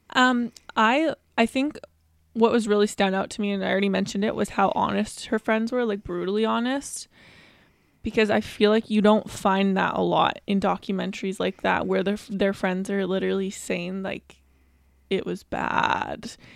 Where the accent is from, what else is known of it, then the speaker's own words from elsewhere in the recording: Vancouver, British Columbia, Canada; We are from Vancouver, B C, Canada